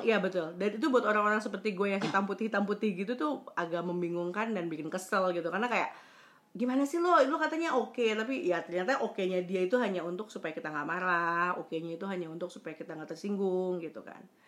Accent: West Java, Indonesia; also born or lived in Surabaya; gue kan orang Sunda

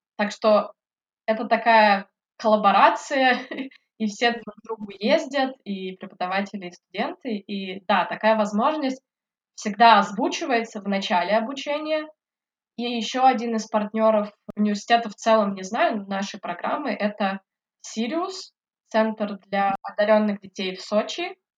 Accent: Yekaterinburg, Sverdlovsk Oblast, Russia; moved away as an adult; also born or lived in Votkinsk, Udmurtia / Tomsk; now in London, United Kingdom; Я родилась в Удмуртии, в городе Воткинск. Это родина Петра Ильича Чайковского. На самом деле, наверное, я могу сказать, что я Екатеринбурженка или Свердловчанка. Всю свою жизнь я прожила в Екатеринбурге, я там училась, закончила школу

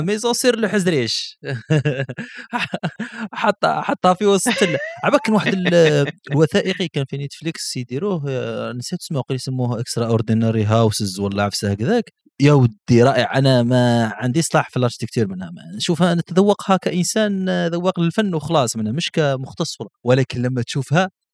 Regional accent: Laghouat, Laghouat Province, Algeria; انا من الاقواد

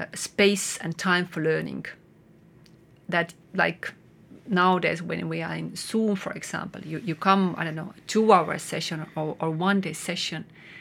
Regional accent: Estonia; English is a second language; also born or lived in Netherlands; And I came back from Netherlands, and I was so amazed by Estonian nature.

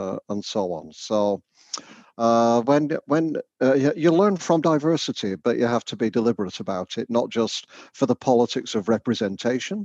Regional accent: the north of England, United Kingdom; now in Canada; you'll guess from my accent, I'm not Canadian. I come from the north of England originally

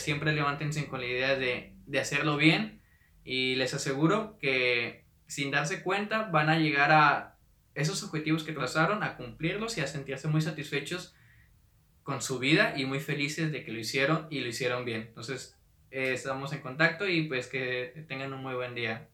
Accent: Monterrey, Nuevo León, Mexico; Soy de, de Monterrey, Nuevo León

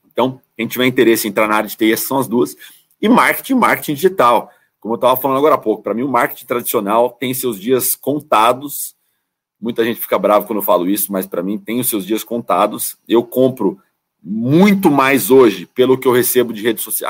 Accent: São Bernardo do Campo, São Paulo, Brazil; Sou de São Bernardo do Campo, né? A grande ABC, São Paulo

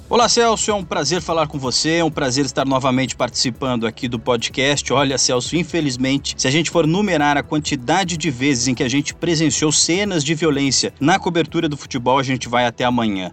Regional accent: interior of Rio Grande do Sul, Brazil; moved away; eu sou do interior do Rio Grande do Sul

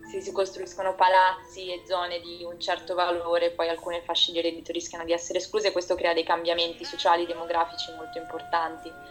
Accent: Milan, Lombardy, Italy; Sì, infatti vabbè, io sono di San Siro, quindi un po' questa cosa

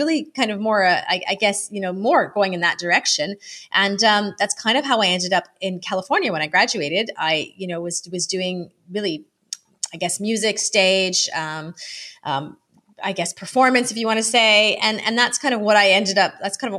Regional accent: Ottawa, Ontario, Canada; now in United Kingdom; I'm originally from Canada, Ottawa, Canada, but I have lived many places, and now I am in, I guess, UK and kind of Madeira

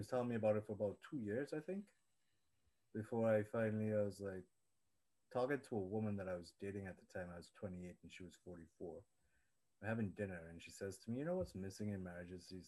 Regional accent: Trinidad & Tobago; moved away as an adult; now in Toronto, Canada; I grew up in Trinidad, came to Toronto when I was 19.

